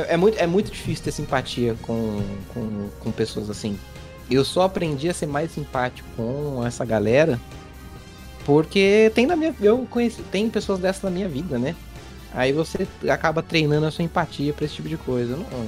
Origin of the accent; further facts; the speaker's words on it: São José dos Campos, São Paulo, Brazil; da minha região aqui de São Paulo, que eu sou de São José dos Campos